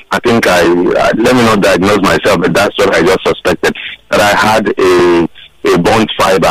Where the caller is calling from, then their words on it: Lagos, Nigeria; I'm calling from Isolo.